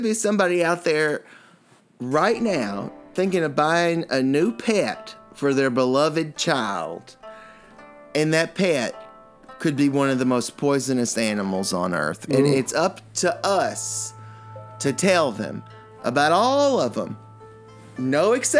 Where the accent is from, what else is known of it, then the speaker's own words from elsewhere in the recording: New York City, New York, United States; my hometown, New York City